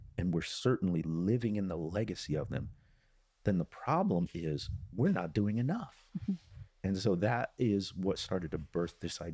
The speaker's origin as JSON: {"language": "English", "region": "Midwest", "country": "United States", "tie": "born or raised there", "said": "I was born and raised in the Midwest and never thought I'd be down there."}